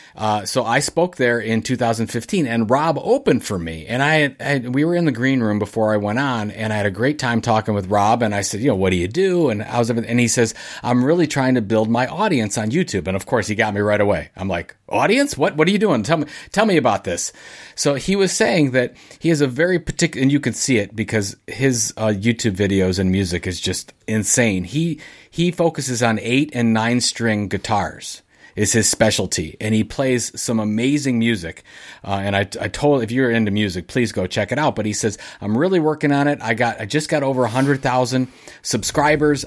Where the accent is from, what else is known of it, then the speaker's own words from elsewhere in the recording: Sandusky, Ohio, United States; I'm from Sandusky, Ohio